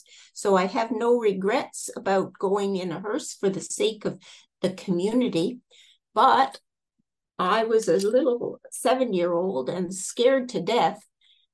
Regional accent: Canada; also born or lived in Toronto, Canada; now in Napier, New Zealand; I'm originally from Canada.

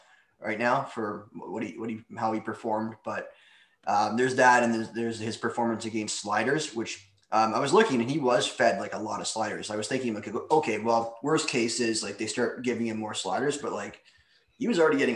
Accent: Toronto, Ontario, Canada; I'm from Toronto

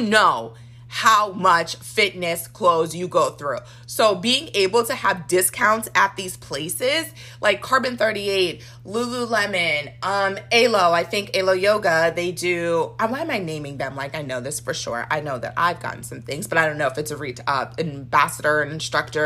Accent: Nigeria; as a Nigerian

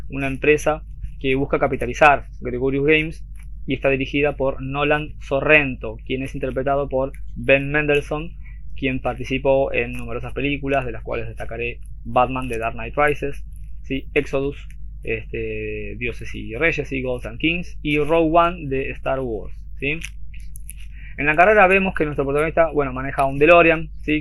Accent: Argentina; acá digo yo en Argentina, para los que no sepan, somos de Argentina

